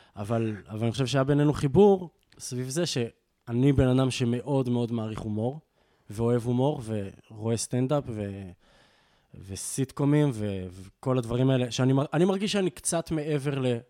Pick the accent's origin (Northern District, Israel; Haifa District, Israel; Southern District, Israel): Northern District, Israel; Jezreel Valley; moved away as an adult; also born or lived in London / Berlin; אנחנו מגיעים מעמק יזרעאל, אנחנו מחוברים העניין הזה של הגליל התחתון